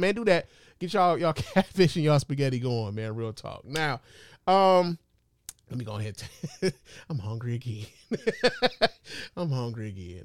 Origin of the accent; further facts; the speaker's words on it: Chicago, Illinois, United States; I'm from Chicago